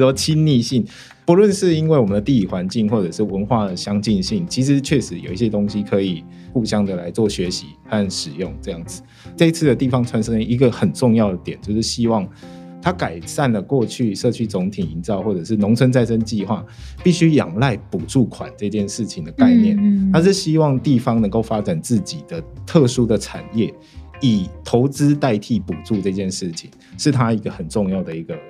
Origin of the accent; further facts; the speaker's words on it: Tainan, Taiwan; moved away as an adult; now in Taipei, Taiwan; 在我的家乡台南，